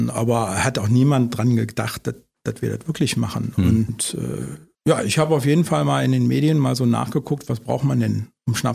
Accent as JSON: {"language": "German", "region": "Harz", "country": "Germany", "said": "Ich komme ja aus dem Harz und nicht aus der Eifel."}